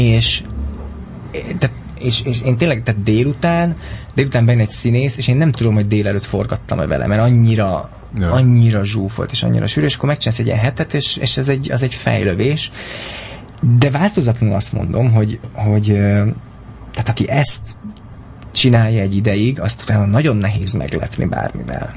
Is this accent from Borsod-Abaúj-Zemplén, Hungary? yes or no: yes; Miskolc, Borsod-Abaúj-Zemplén, Hungary; moved away as an adult; also born or lived in Pécel; now in Budapest, Hungary; Miskolcról jöttem